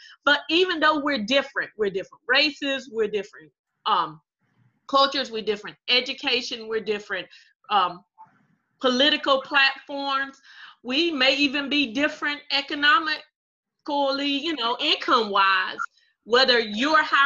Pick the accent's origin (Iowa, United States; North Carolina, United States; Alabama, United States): North Carolina, United States; Robeson County; A lot of great people have come from Robinson County, including you and I.